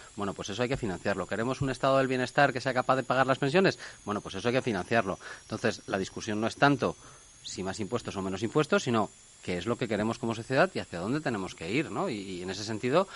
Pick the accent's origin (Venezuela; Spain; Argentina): Spain; somos los españoles